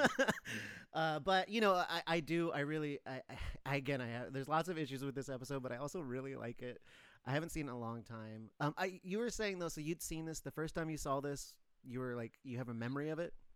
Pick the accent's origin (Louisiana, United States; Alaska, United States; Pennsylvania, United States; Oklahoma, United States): Alaska, United States; Mentasta; I was raised in Alaska, a bunch of, around a bunch of Athabascans that we were like adopted into the village Mentasta